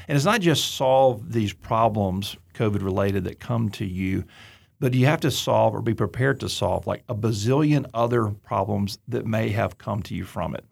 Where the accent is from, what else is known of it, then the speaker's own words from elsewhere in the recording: Auburn, Alabama, United States; I'm from Deep South, Alabama, Auburn